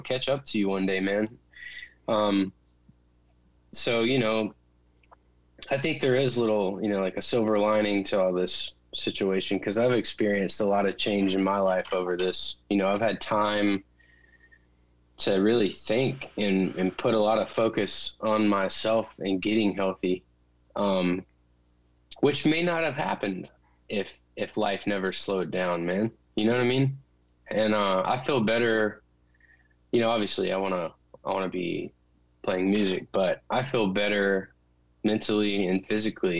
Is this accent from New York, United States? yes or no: no; Clemmons, North Carolina, United States; now in Nashville, United States; We grew up together in Clemens, North Carolina